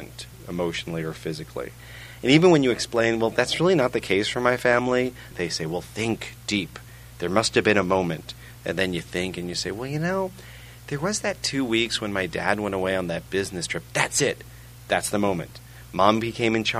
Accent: New York, United States; moved away as an adult; also born or lived in England / Memphis; I grew up in New York, which is technically a suburb of Europe.

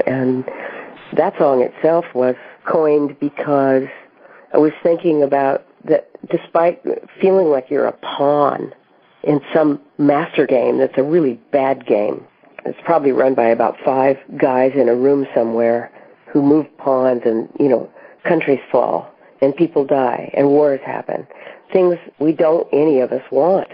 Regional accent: Colorado, United States; as a child growing up in Colorado

